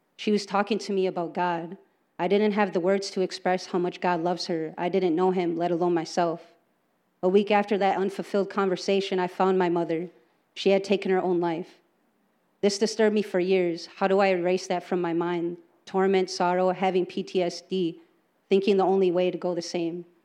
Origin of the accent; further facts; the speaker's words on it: Green Bay, Wisconsin, United States; I was born and raised here in Green Bay